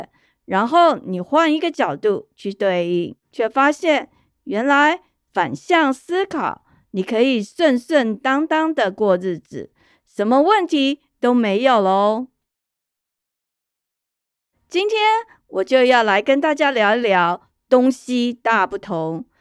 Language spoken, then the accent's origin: Chinese; Taiwan; moved away; also born or lived in Taipei; 我在台湾成长的经验